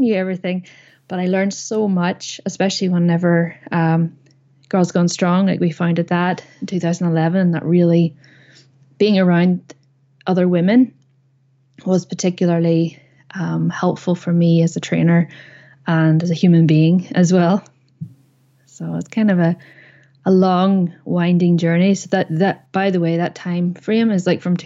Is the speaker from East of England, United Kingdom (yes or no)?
no; Northern Ireland, United Kingdom; moved away as an adult; also born or lived in Belfast; now in Saudi Arabia; I am originally from Northern Ireland.